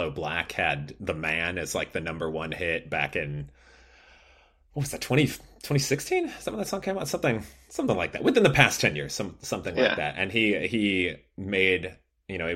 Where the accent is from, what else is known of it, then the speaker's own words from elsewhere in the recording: Chicago, Illinois, United States; moved away; I grew up in Chicago